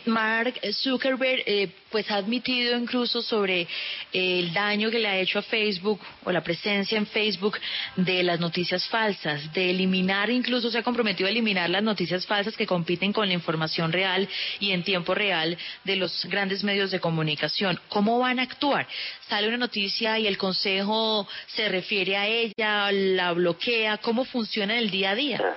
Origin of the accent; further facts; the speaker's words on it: Cali, Valle del Cauca, Colombia; en mi tierra, en Cali